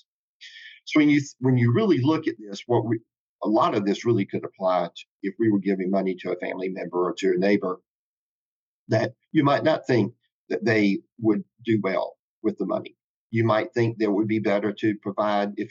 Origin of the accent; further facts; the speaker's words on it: South Carolina, United States; moved away; also born or lived in Charlotte; growing up in South Carolina